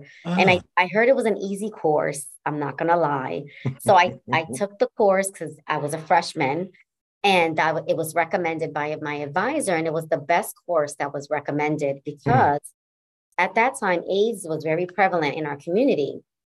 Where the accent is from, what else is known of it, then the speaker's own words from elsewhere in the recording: New Haven, Connecticut, United States; I was raised in Fairhaven, section of New Haven, and saw a lot of social determinants that was impacting that community.